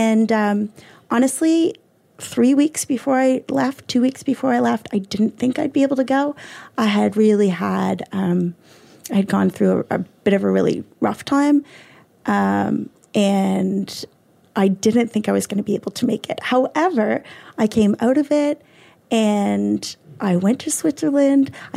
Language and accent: English; Cole Harbour, Nova Scotia, Canada; also born or lived in South Carolina; I'm from Cole Harbour